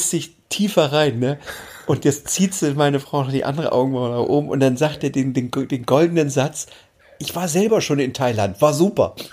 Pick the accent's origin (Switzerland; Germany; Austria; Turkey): Germany; Halle, Saxony-Anhalt; born there; now in Hamburg, Germany; Und ich sage, nee, geboren bin ich in Halle an der Saale.